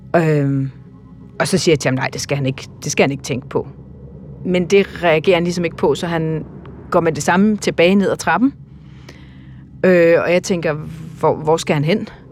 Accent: Denmark; jeg er en person fra Danmark

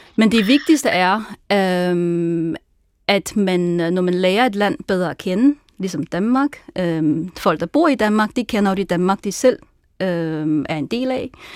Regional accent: Sichuan, China; Danish is a second language; moved away as an adult; also born or lived in Tianjin, China; now in Copenhagen, Denmark; jeg kommer oprindeligt fra Sichuan-provinsen.

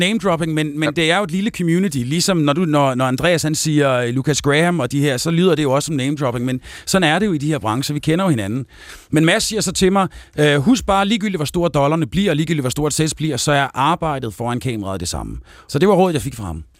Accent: Aalborg, North Denmark Region, Denmark; nu er jeg jo fra Aalborg

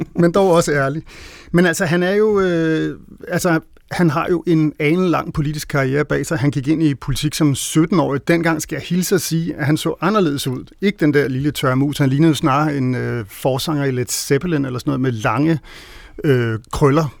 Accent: Denmark; vi som danskere

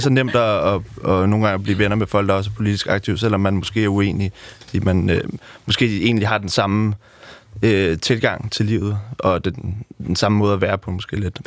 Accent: Amager, Capital Region of Denmark, Denmark; født og opvokset på Amager

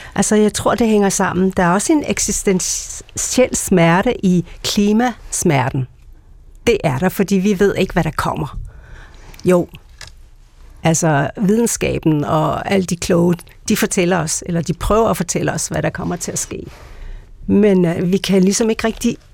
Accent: Greenland; jeg er grønlænder, jeg kommer fra Grønland

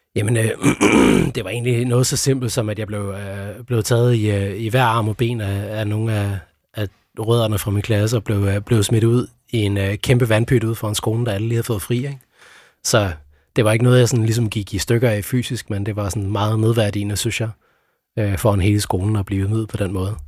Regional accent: Sønderborg, Southern Denmark, Denmark; jeg opvoksede i Sønderborg

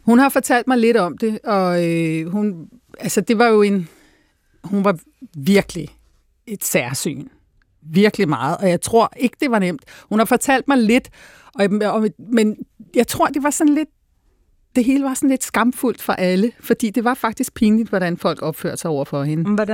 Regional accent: Denmark; born there; jeg taler godt dansk. Jeg, bare sådan, jamen, jeg er født i Danmark.

